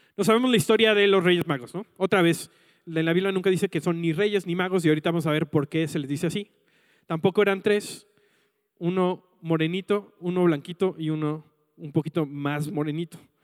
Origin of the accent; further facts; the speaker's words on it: Mexico City, Mexico; yo me mudé a la Ciudad de México eh, cuando tenía como 6, 7 años